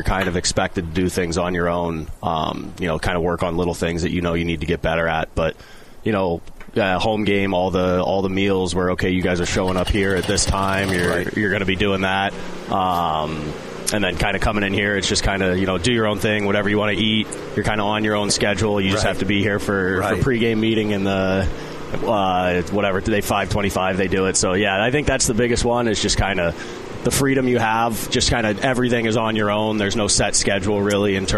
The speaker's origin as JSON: {"language": "English", "town": "St. Louis", "region": "Missouri", "country": "United States", "tie": "born or raised there", "moved": "yes", "said": "I grew up in South County, about 15 minutes south of the city"}